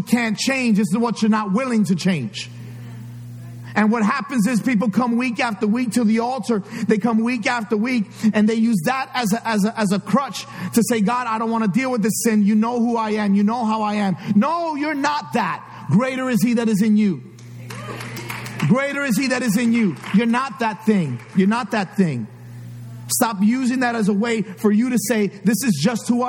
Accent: New York City, New York, United States; I grew up in New York City. A lot of stuff happened that I can't forget. The Bronx is in me.

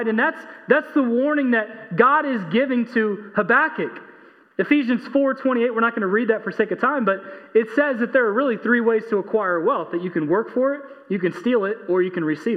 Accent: Texas, United States; I'm an American. I'm a Texan

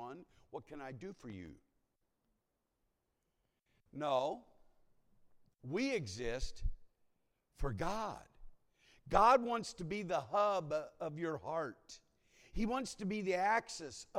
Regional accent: Ohio, United States; moved away; I was born in Ohio

